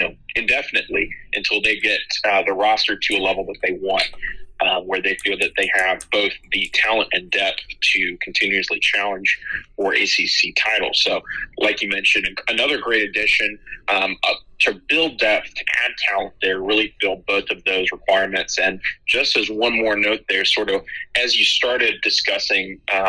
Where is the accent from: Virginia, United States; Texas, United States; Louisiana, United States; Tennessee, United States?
Virginia, United States; I wasn't just added because I'm from the Tidewater area and can offer you that access.